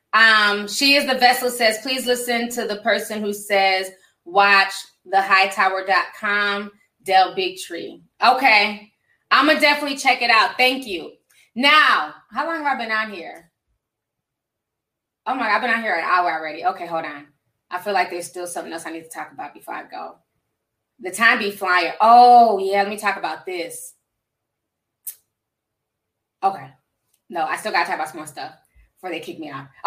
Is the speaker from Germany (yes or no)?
no; Nigeria; now in United States; I'm Nigerian.